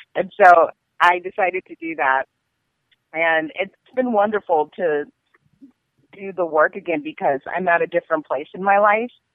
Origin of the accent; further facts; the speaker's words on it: Seattle, Washington, United States; also born or lived in Tacoma, Washington / Pullman, Washington; I'm from Seattle, Washington, and I've lived here all my life. I was born and raised here